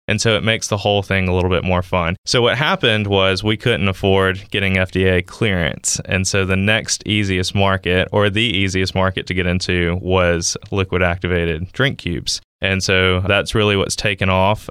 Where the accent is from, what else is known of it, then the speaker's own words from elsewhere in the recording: Columbus, Mississippi, United States; moved away as an adult; now in Starkville, United States; I'm twenty-five, from Columbus, Mississippi. So not too far from home, living in Starkville now